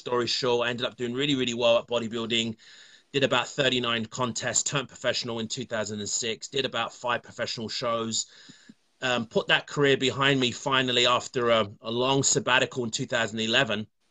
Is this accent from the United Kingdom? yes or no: yes; London, United Kingdom; now in Ontario, Canada; I'm from London, England, as you can probably tell from the accent, and I live in Canada, Ontario.